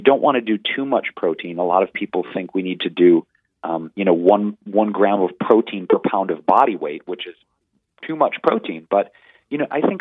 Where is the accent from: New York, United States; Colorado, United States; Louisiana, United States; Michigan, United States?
Michigan, United States; Detroit; born or raised there